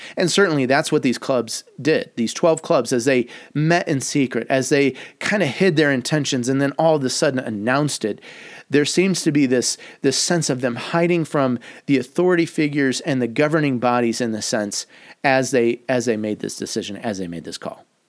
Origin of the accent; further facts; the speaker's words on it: United States; as an American